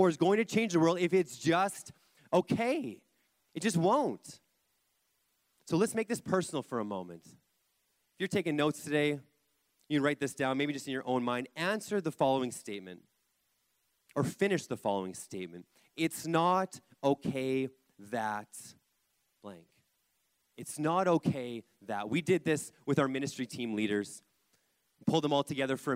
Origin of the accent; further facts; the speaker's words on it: Kelowna, British Columbia, Canada; I grew up in Kelowna, in church, going to youth.